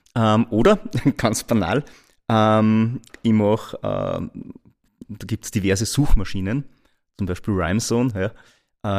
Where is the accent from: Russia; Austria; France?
Austria; Linz, Upper Austria; ich wieder zurückgefahren bin nach Linz. Ja? Also mein, mein eigen, eigentliches Daheim, dort wo ich herkomme